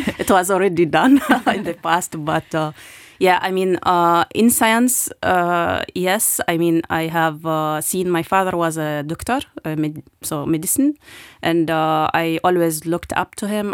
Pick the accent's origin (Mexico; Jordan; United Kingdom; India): Jordan; moved away as an adult; also born or lived in Lebanon / Palestine / Germany; now in Luxembourg; I was born in Lebanon uh, during the 80s, uh, where was uh, also wartime in, in Lebanon. And then we moved to Jordan, where I grew up.